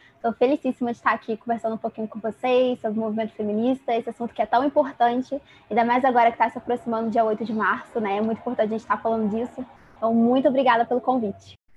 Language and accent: Portuguese; interior of Rio de Janeiro, Brazil; eu sou do Rio de Janeiro, do interior do Rio de Janeiro.